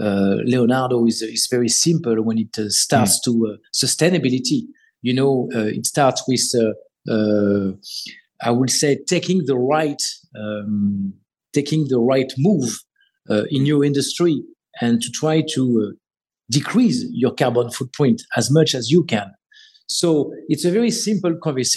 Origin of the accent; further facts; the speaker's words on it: Paris, Île-de-France, France; I was born and raised in Paris